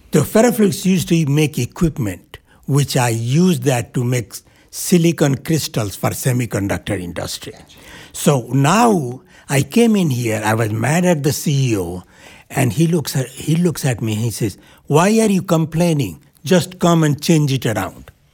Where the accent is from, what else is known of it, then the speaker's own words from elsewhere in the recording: India; moved away as an adult; now in New Hampshire, United States; while growing up in India